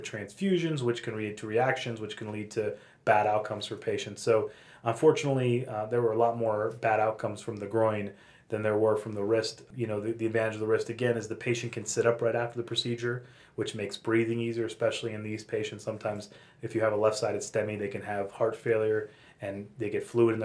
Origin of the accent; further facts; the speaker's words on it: Pittsburgh, Pennsylvania, United States; also born or lived in San Francisco / Los Angeles; now in Denver, United States; I'm from Pittsburgh